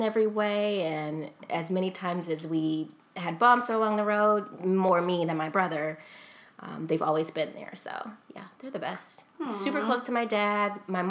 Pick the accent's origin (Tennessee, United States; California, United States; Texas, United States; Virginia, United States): Texas, United States; So, like I said, I came from Texas.